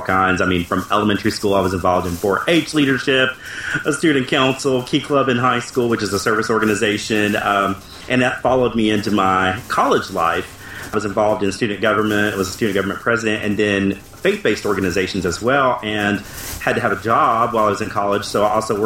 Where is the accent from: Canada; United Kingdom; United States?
United States; Appalachia; I grew up in Appalachia, which pretty proud